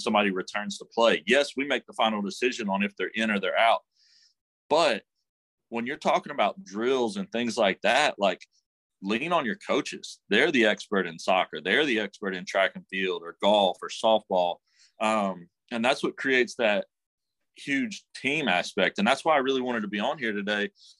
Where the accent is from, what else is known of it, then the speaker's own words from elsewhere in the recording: Memphis, Tennessee, United States; I'm from Memphis originally